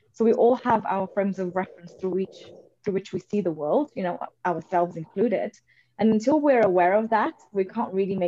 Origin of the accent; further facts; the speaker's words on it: Portugal; So for me, I was brought up, I grew up in Portugal to Indian parents. So from a very early age, I have been used to being in an environment which wasn't sort of my own and where I stood out and I was different.